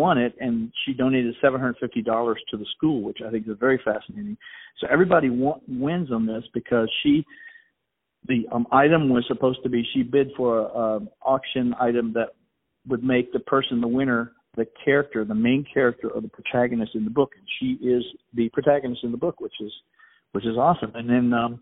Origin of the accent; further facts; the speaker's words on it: Richmond, Virginia, United States; I was born in Richmond, Virginia